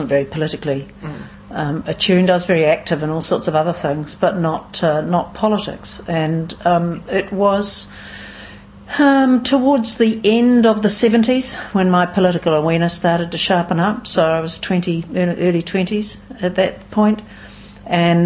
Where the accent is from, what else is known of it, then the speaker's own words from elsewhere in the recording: New Plymouth, Taranaki, New Zealand; also born or lived in Auckland / Wellington; now in Nelson, New Zealand; Born in New Plymouth originally, but spent most of my adult life in Auckland, 27 years or so in Auckland